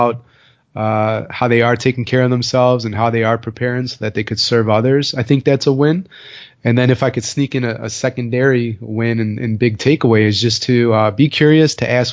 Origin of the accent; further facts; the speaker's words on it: Chicago, Illinois, United States; I'm from Chicago